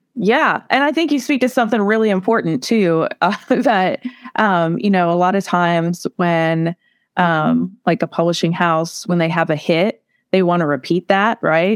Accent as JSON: {"language": "English", "town": "Portsmouth", "region": "Ohio", "country": "United States", "tie": "born or raised there", "said": "I grew up in this place"}